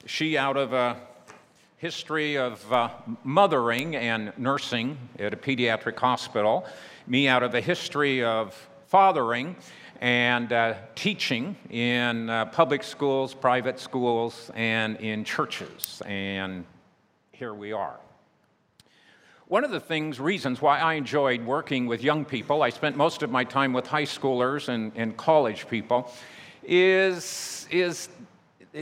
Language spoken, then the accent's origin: English; United States; my home country, United States